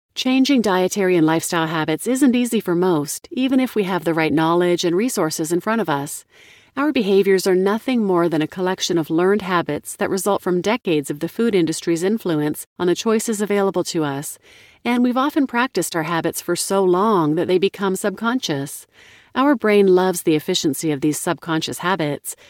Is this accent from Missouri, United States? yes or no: yes; Kansas City, Missouri, United States; Growing up in Kansas City